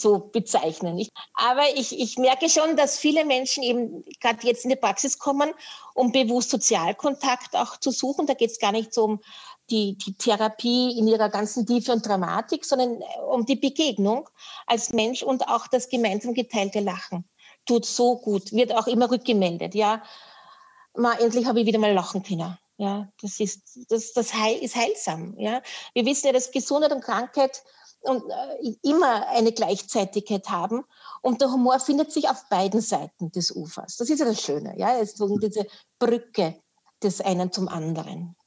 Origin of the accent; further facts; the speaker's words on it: Vienna, Austria; now in Upper Austria, Austria; ich bin geborene Wienerin, dafür kann ja. ich nichts und lebe in Oberösterreich noch